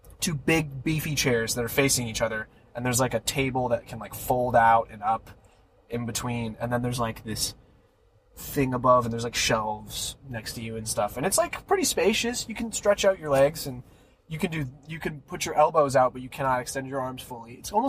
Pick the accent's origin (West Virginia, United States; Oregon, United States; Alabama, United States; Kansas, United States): West Virginia, United States; also born or lived in Wisconsin / Pennsylvania; now in California, United States; I was born in Wisconsin, lived in a bunch of places in Pennsylvania, and moved to West Virginia.